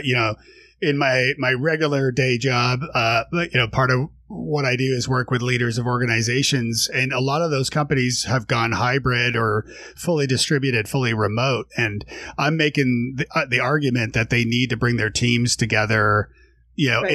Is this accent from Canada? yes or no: yes; Toronto, Ontario, Canada; moved away; I'm from Toronto originally